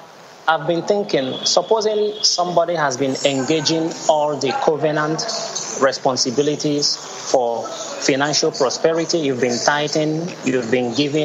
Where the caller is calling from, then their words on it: Lagos, Nigeria; I'm calling from Lagos, Nigeria.